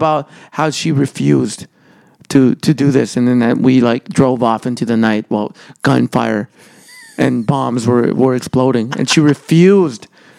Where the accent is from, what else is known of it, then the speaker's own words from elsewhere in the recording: El Salvador; born there; Because when I was born in El Salvador, I was born during an earthquake.